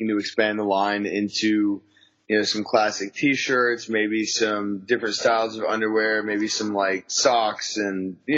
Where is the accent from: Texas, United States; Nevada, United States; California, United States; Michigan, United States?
Texas, United States; West; I was born and raised in West Texas in the country